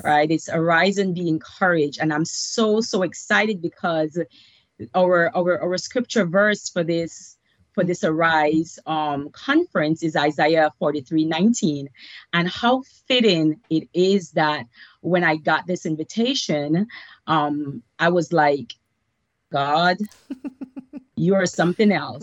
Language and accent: English; Belize; moved away as an adult; now in United States; I was born and raised in Belize, Central America. Um, moved here with my daughter and boyfriend when I was 25 years old.